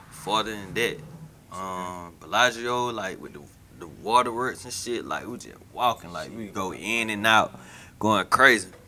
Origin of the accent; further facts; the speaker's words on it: Macon, Georgia, United States; I'm from, I'm from, I'm from Macon, bro. It get hot, it get muggy, bro.